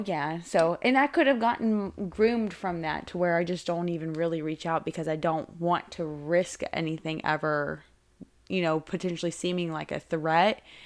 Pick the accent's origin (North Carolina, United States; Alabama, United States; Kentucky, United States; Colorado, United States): North Carolina, United States; Wake Forest; I am from Wake Forest